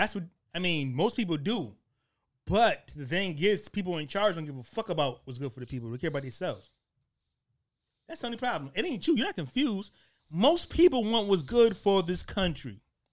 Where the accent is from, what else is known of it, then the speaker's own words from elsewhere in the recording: New Haven, Connecticut, United States; I was born in Connecticut, New Haven, Connecticut.